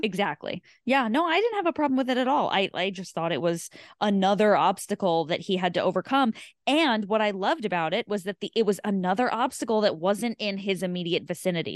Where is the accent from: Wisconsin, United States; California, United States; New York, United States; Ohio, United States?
New York, United States; I'm from New York. I've lived in New York my whole life.